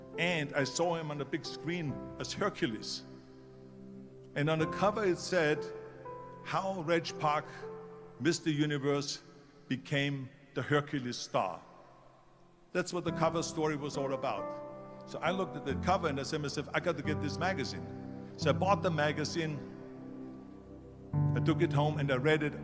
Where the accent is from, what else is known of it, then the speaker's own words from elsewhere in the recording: Austria; moved away; I was born in 1947 in Austria after the Second World War.